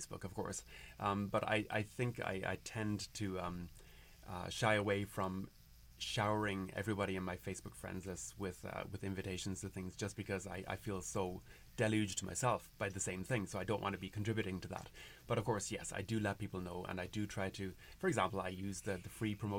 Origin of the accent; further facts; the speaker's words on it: Carrigaline, Munster, Ireland; moved away as an adult; now in Whittier, United States; the church that I grew up in Carrigaline, in Cork, in Ireland